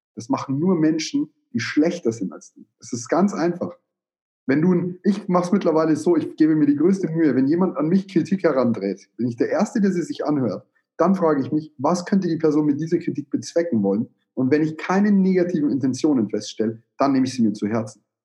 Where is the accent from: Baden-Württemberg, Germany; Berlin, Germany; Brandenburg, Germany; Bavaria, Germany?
Bavaria, Germany; bei uns in Bayern